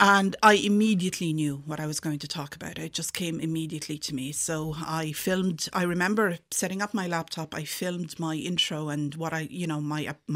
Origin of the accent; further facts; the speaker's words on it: Dubai, United Arab Emirates; also born or lived in Mullingar, Ireland; now in Aughrim, Ireland; I was born in Dubai